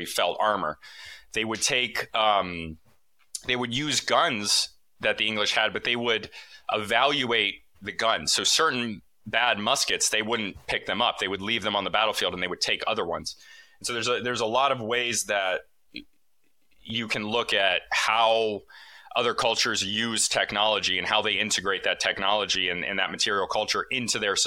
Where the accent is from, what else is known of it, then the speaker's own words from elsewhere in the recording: Connecticut, United States; I did an archaeology field school in New England, in Connecticut, in my home state